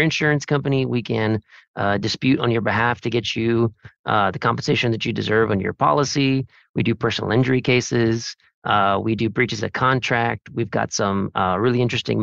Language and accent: English; South Texas, United States; moved away as an adult; I'm originally from South Texas. Always wanted to come back home and start a business down here